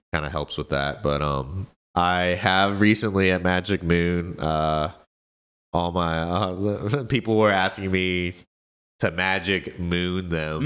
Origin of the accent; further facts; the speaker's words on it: Kansas City, United States; my part in just the K C community, um, and I, and I just say that just because this is my hometown